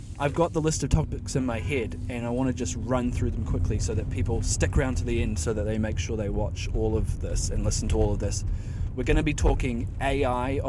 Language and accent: English; New Zealand; now in France; you're an expat like me. I'm from New Zealand